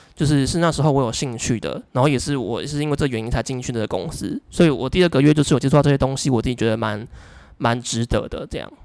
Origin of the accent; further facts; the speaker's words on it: southern Taiwan, Taiwan; 我是南部的小孩嘛，然后我实习的公司是在北部，然后那时候我就短暂经两个月的北部上班族生活